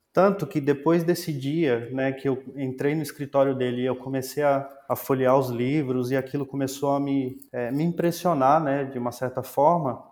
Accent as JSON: {"language": "Portuguese", "town": "Planaltina", "region": "Federal District", "country": "Brazil", "tie": "born or raised there", "said": "eu sou nascido em Brasília, nasci é, numa cidade chamada Planaltina DF"}